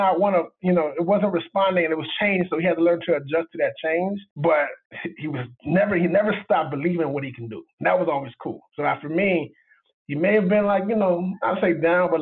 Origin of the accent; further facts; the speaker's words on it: Miami, Florida, United States; I'm from Miami.